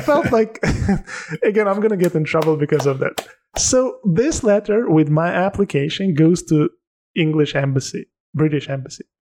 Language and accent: English; Tajikistan; English is a second language; also born or lived in Turkey; now in London, United Kingdom; I'm from Tajikistan